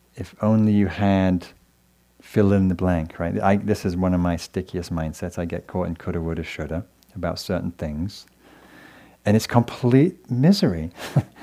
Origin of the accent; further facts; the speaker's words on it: England, United Kingdom; moved away; I come from England, and my lovely parents are here visiting from England tonight